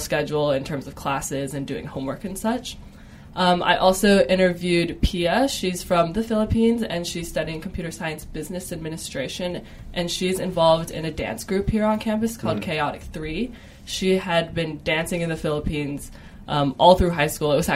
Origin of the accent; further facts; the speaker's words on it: Chandler, Arizona, United States; moved away as an adult; now in Los Angeles, United States; I'm from Chandler, Arizona.